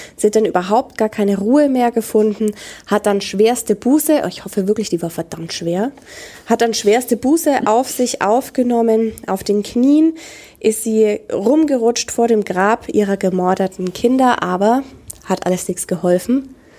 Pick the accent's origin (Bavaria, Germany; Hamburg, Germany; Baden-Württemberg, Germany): Bavaria, Germany; Franconia; bei uns in Franken ist das der Nachtgiecher.